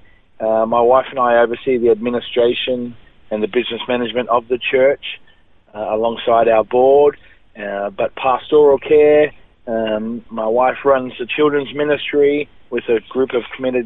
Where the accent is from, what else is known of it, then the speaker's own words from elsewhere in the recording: Liverpool, New South Wales, Australia; I was born in Liverpool, southwest of Sydney, in a place called West Hoxton